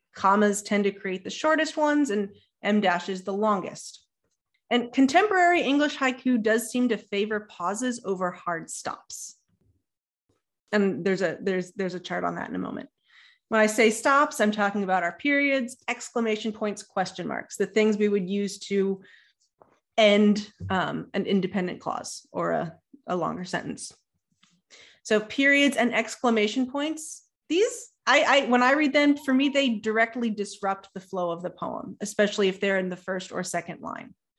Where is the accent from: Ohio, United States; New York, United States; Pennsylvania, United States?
Ohio, United States; I'm from Ohio